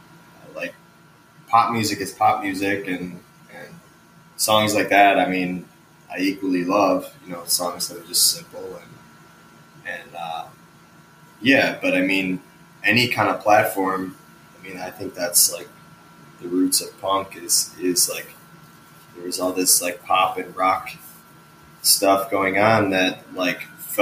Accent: Chicago, Illinois, United States; So I grew up like south of Chicago in the burbs, and then, I moved around a lot when I was younger, and I've consistently kind of moved around since I was like 13. I still live in Chicago.

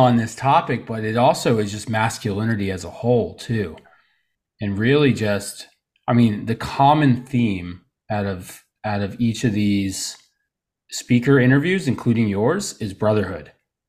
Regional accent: Trenton, New Jersey, United States; born there; I was born in New Jersey, you know, Trenton, New Jersey, to be exact, you know, the nice part of it.

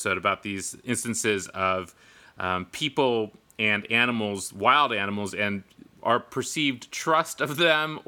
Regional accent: Northern California, United States; I grew up in Northern California

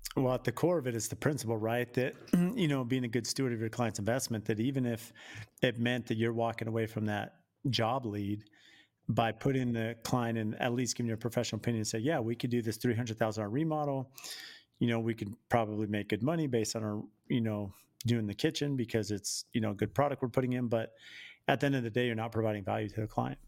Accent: San Diego, California, United States; now in Phoenix, United States; I grew up in San Diego and live in the Phoenix

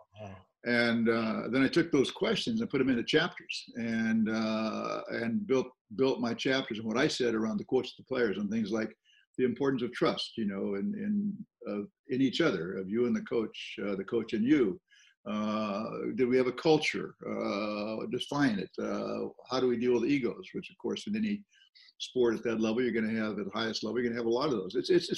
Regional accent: Southern California, United States; I'm a farm boy, and my folks didn't play at all. From Southern California

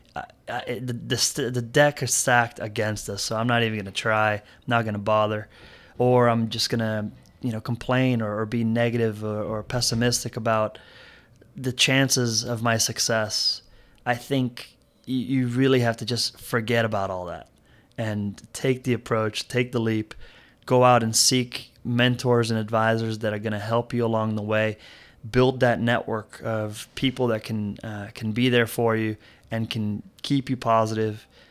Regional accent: Miami, Florida, United States; also born or lived in Brazil; when I moved to Miami, I was part of a, a very diverse school.

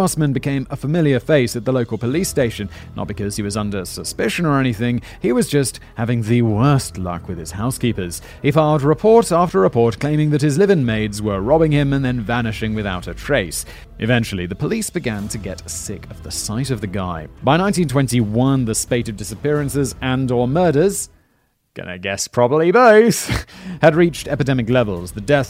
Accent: United Kingdom; Because Callum's British, I'm obviously British.

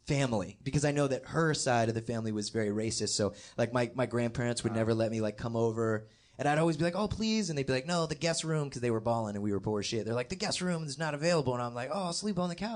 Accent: Gaithersburg, Maryland, United States; I'm from Gaithersburg, Maryland, in Montgomery County. And I was born at Shady Grove Hospital at 7:36 a.m.

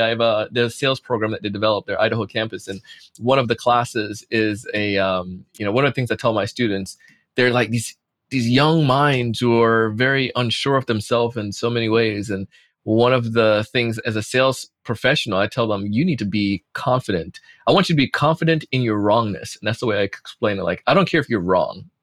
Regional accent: Jamaica; moved away; growing up in Jamaica

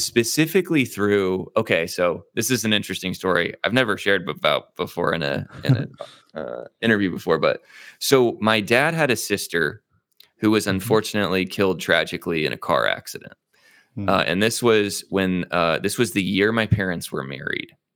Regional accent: Zionsville, Indiana, United States; also born or lived in Midland, Michigan; I was born in Midland, Michigan, um, but I moved, uh, my parents moved uh, shortly thereafter to Indianapolis, Indiana, uh, where both of my mm-hmm. parents were from. Mm. Um, and we lived in kind of the north suburbs of Indianapolis in a small town called Zionsville

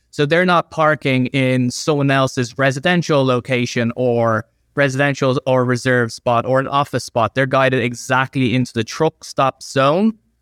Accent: Ireland; I'm from Ireland

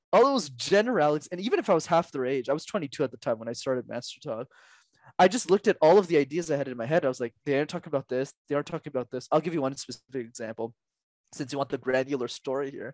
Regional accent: Canada; I was born in Canada

